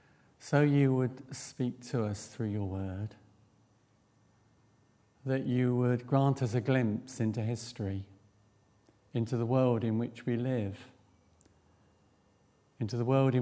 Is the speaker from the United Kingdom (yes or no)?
yes; East Midlands, United Kingdom; Back in the 1970s, I grew up in South Northamptonshire, and we were not far from the Upper Heyford American Air Base.